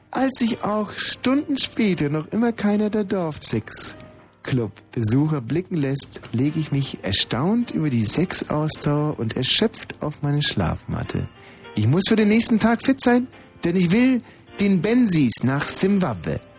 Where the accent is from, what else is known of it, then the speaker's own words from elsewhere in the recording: Schondorf am Ammersee, Bavaria, Germany; Aus Schondorf am Ammersee.